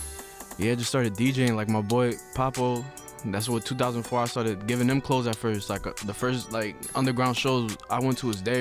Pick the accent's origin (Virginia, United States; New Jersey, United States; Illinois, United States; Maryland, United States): New Jersey, United States; Perth Amboy; From Jersey. I'm from Perth Amboy, New Jersey. That's like central.